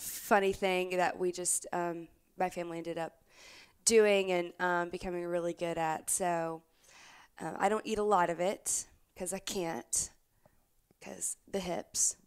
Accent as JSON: {"language": "English", "town": "Opelousas", "region": "Louisiana", "country": "United States", "tie": "born or raised there", "said": "I grew up in South Louisiana in a town called Opelousas"}